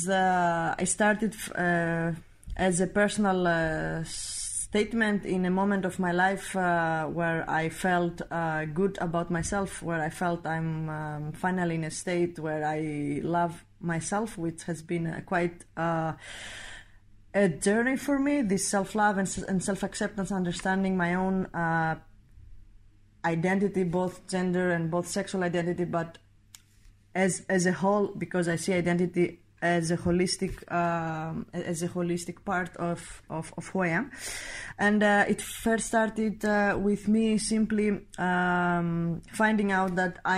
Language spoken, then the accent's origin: English; Greece; I'm 29 years old. I am coming from Greece